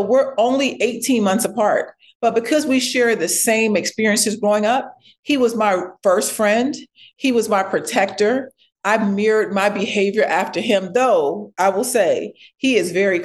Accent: Ladson, South Carolina, United States; I was born in Ladson, South Carolina. It is a very, very rural place, like farmland

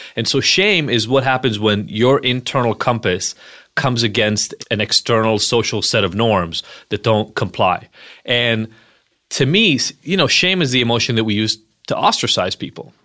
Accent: Israel; moved away; I'm from Israel originally.

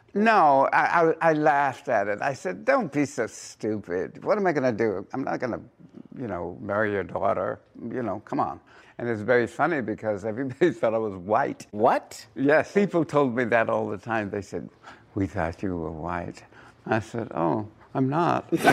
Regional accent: San Francisco, California, United States; I come from San Francisco

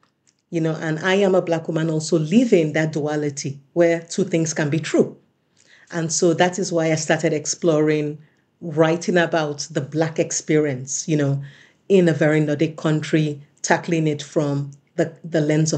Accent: United States; And one thing about living in Europe, because I am a Nigerian American, I am an American citizen as well as a Swedish citizen, and I've spent lengths of times in both cultures, right?

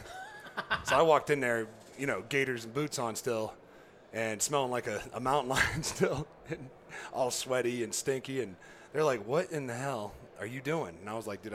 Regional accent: just south of Youngstown, Northeast Ohio, United States; I grew up in Northeast Ohio, so just south of Youngstown

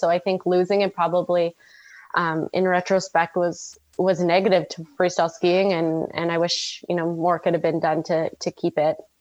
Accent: Red Deer, Alberta, Canada; I grew up in Red Deer, which is like dead smack in the middle of bowl.

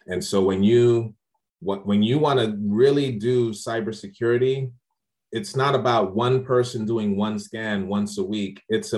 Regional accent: Largo, Maryland, United States; And I'm like, yeah, I'm from Largo, Maryland.

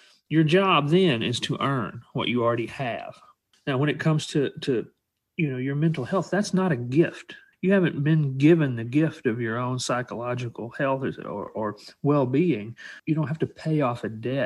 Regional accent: Alabama, United States; I grew up in Alabama around working class people.

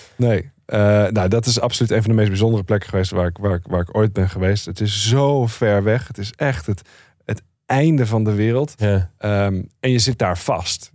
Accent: Netherlands; ik kom uit Nederland.

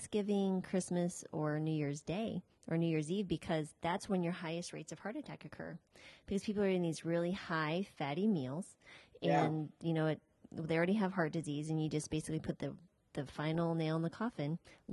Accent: New Mexico, United States; also born or lived in Colorado / Virginia; now in Boca Raton, United States; I grew up in New Mexico

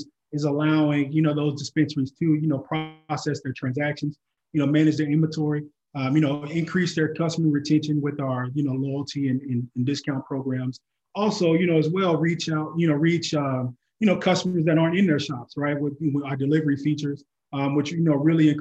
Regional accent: Oklahoma, United States; I'm originally from Oklahoma

